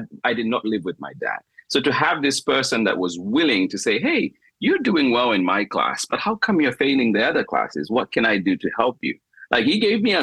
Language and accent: English; Zambia; moved away; in Zambia, when you're being educated, part of my school fees were paid for by my sisters